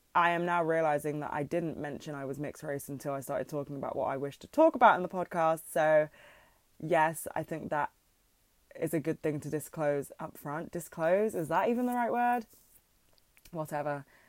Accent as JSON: {"language": "English", "region": "London", "country": "United Kingdom", "said": "I'm from London"}